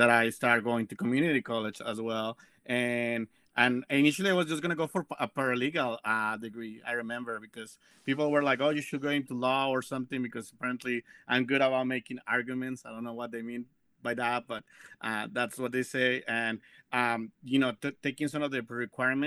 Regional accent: Mexico; now in Las Vegas, United States; I am originally from Mexico

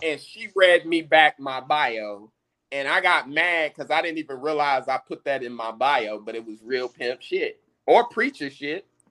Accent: United States; We being American blacks

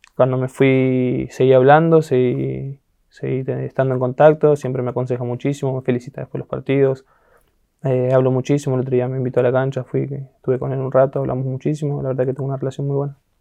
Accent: San Justo, Buenos Aires Province, Argentina; moved away as an adult; also born or lived in Europe; Vivía en un barrio llamado La Justina, que es ahí en San Justo, cerca de la rotonda de San Justo

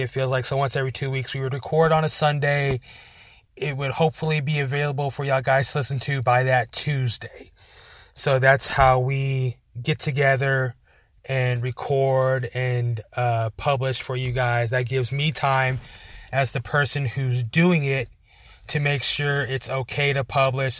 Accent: Amarillo, Texas, United States; we're from Amarillo

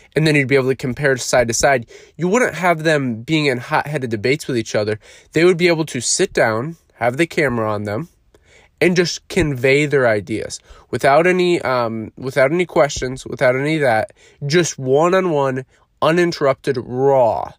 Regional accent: United States

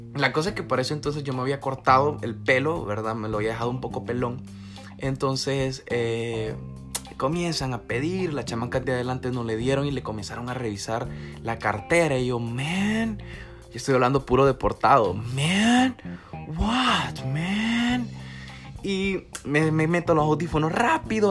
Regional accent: El Salvador; como salvadoreños

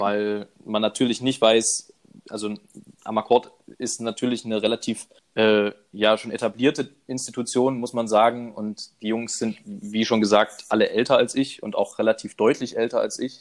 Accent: Leipzig, Saxony, Germany; Ich komme aus Leipzig.

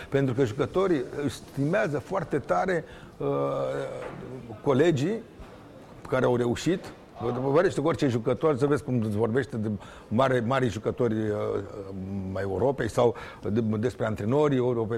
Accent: Romania; sunt un român

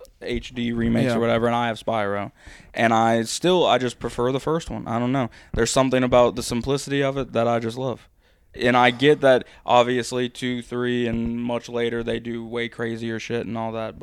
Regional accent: United States; I have Stone Cold, and I'm American, born and raised, and there is no one bigger than Stone Cold.

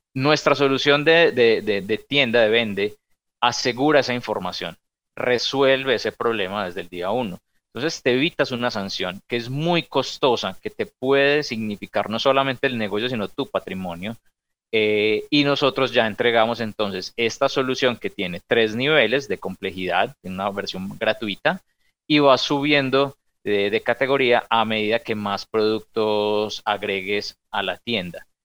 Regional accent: Medellín, Antioquia, Colombia; nosotros somos de Medellín

